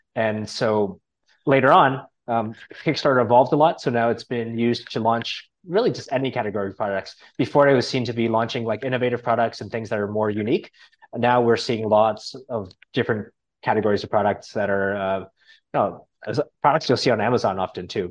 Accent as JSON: {"language": "English", "country": "Canada", "moved": "yes", "lives_now": "Thailand", "said": "I'm from Canada originally"}